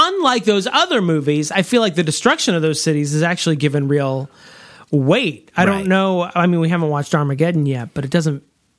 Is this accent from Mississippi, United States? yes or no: yes; Mississippi, United States; That's just what I call him because I'm from the Mississippi Delta, like Morgan Freeman.